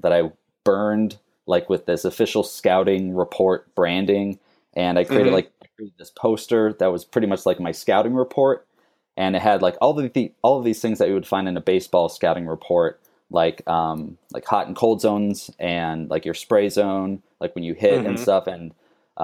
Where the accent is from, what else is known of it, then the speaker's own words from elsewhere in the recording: Phoenix, Arizona, United States; moved away as an adult; also born or lived in Wisconsin / Minnesota; now in Savannah, United States; My parents moved to Phoenix, Arizona when I was 4, and I grew up there. I was raised there, lived there until high school